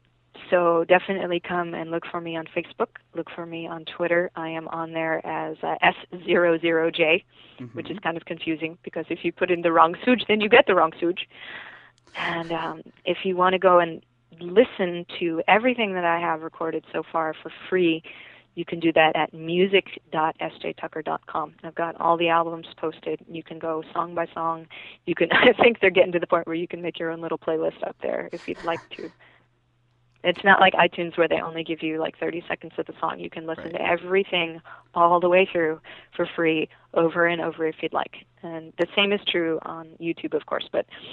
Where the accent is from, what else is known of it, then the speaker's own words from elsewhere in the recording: the South, United States; And I grew up in the South, so, I should be saying I drink some sweet tea.